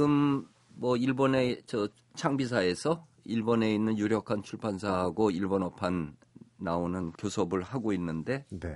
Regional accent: Seoul, South Korea; 내 고향 서울을

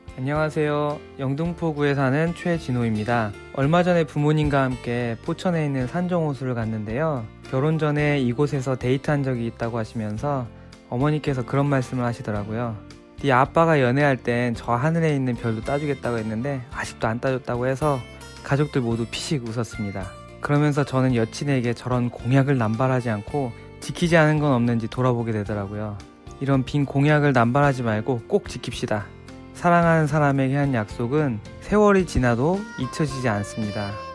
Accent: Ulsan, South Korea; 저는 울산에서 온

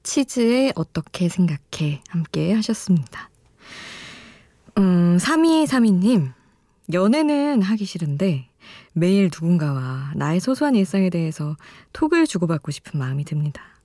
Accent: South Korea; 한국에서 태어나기 진짜 잘했구나

